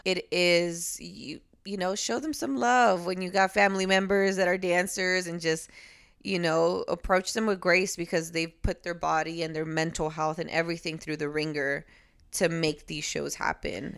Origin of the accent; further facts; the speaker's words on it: Los Angeles, California, United States; also born or lived in Puerto Rico; I was raised in L A, so I do fully rep both